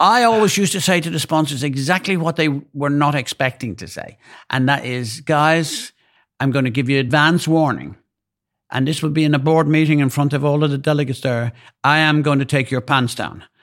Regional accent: Ireland; being Irish

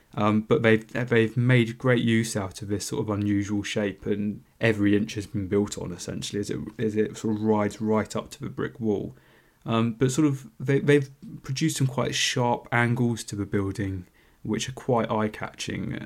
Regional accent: London, United Kingdom; I'm a Londoner

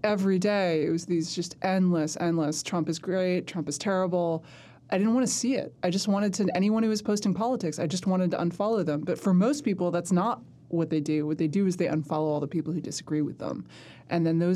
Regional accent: New York City, New York, United States; I grew up in Manhattan

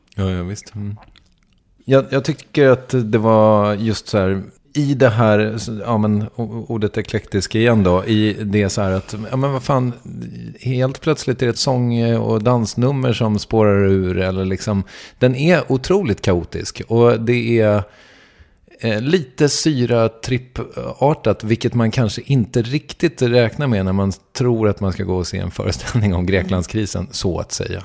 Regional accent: Sweden

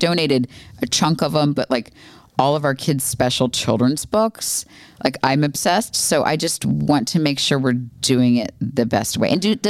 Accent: United States; So I think half is probably what a normal person should eat because we're American.

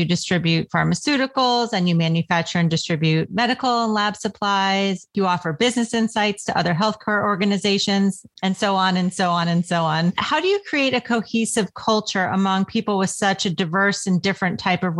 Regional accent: Westport, Connecticut, United States; I am from Westport, Connecticut

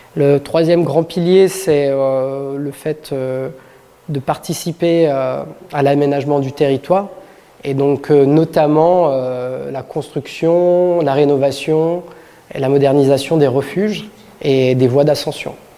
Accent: Saint-Gervais-les-Bains, Auvergne-Rhône-Alpes, France; je suis originaire de Saint-Gervais

